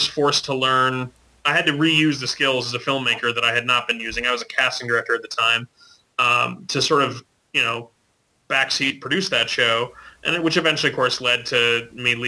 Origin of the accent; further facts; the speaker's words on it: Maine, United States; I grew up in Maine